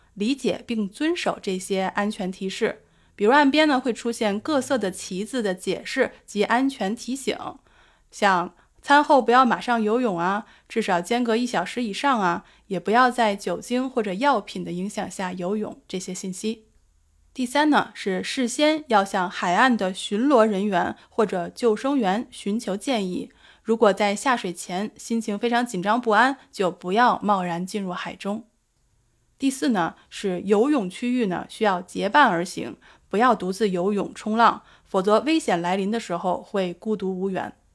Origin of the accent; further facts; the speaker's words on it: Beijing, China; now in Sydney, Australia; 我的家乡北京